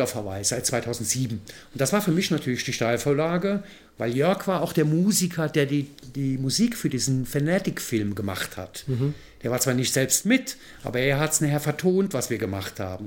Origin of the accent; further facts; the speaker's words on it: Mayen, Rhineland-Palatinate, Germany; accent: rheinischer Slang; Aus Mayen in der Eifel